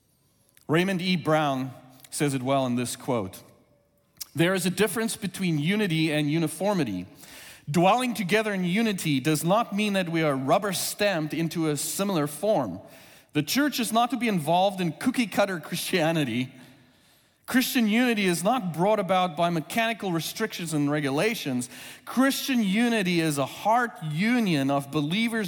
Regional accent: South Africa; first language Afrikaans; English is a second language; moved away as an adult; now in United States; I've been in the U.S. since 2001, but grew up in South Africa

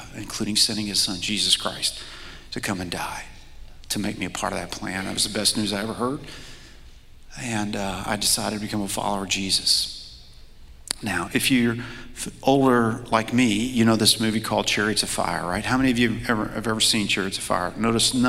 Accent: Louisville, Kentucky, United States; I grew up in Louisville, Kentucky.

